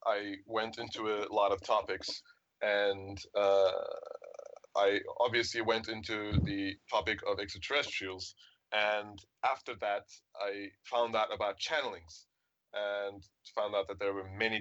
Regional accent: Istanbul, Turkey; I'm from Istanbul, Turkey

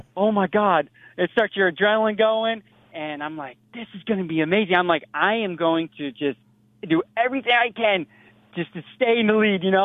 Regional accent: United States; I'm American

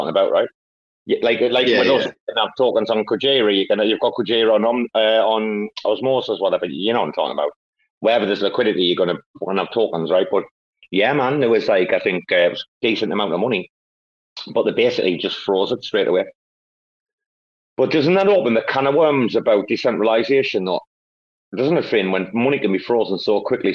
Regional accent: England, United Kingdom; now in Bangkok, Thailand; it's my home country

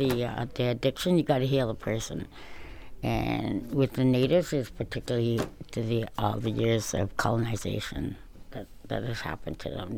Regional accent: Cree Nation, Saskatchewan, Canada; I'm a Chapewitz from the Cree Nation in Saskatchewan

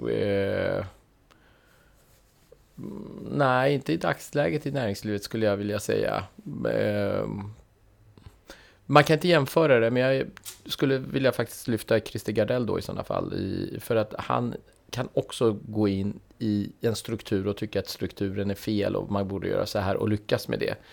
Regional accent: Iran; Swedish is a second language; när jag var barn eh, i Iran så gillade jag min farfar väldigt mycket. För han hade, du vet vi, lev, vi växte upp under krig

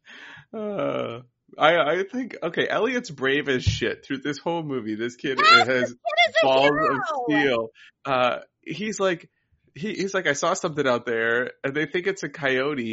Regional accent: Midwest, United States; I grew up in the Midwest.

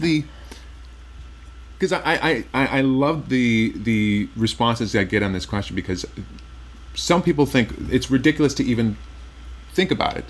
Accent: Midwest, United States; I'm from the Midwest

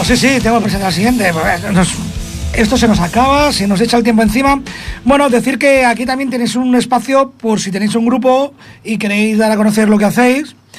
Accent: Spain; somos españoles todavía

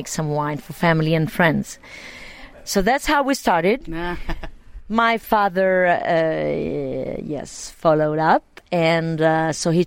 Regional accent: Montepulciano, Tuscany, Italy; I grew up here in Montepulciano

